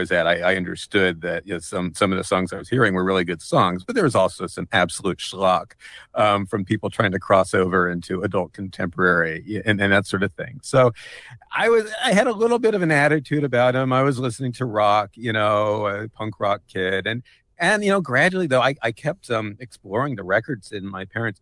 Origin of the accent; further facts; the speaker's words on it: Chapel Hill, North Carolina, United States; I grew up in Chapel Hill, North Carolina, which for those of you who don't know it, is a liberal college town in the South.